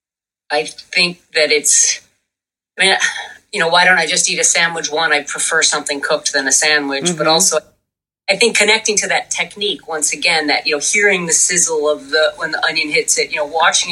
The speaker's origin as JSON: {"language": "English", "town": "Buffalo", "region": "New York", "country": "United States", "tie": "born or raised there", "said": "I grew up in Buffalo, New York"}